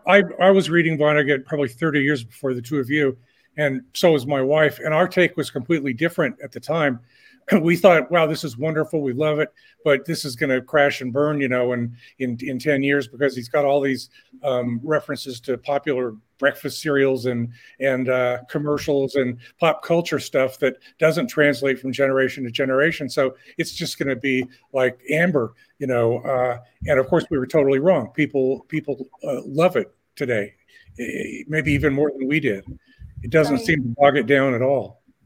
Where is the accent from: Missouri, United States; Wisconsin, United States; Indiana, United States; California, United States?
Indiana, United States; Indianapolis; born or raised there